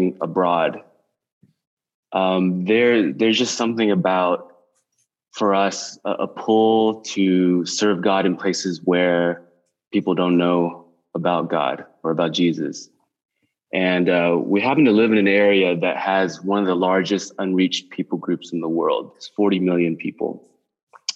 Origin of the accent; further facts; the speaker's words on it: Atlanta, Georgia, United States; moved away as an adult; also born or lived in California; now in Indonesia; I grew up in Atlanta. I was born and raised there